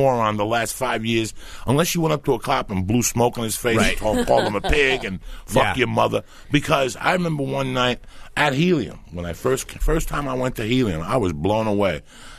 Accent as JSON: {"language": "English", "region": "New Jersey", "country": "United States", "tie": "born or raised there", "also_born_or_lived": "New York", "moved": "yes", "said": "we grew up right there on the Jersey side"}